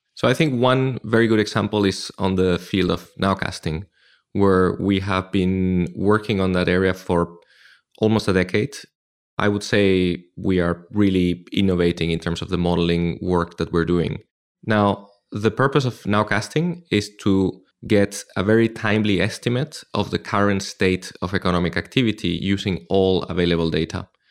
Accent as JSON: {"language": "English", "town": "Madrid", "region": "Community of Madrid", "country": "Spain", "tie": "born or raised there", "also_born_or_lived": "Frankfurt", "moved": "as an adult", "lives_now": "London, United Kingdom", "said": "I started in Madrid, my hometown in Spain"}